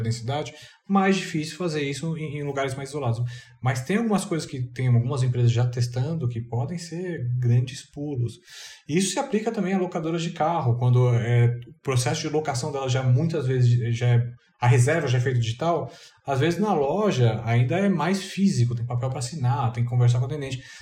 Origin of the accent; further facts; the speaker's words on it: Brazil; eu sou brasileiro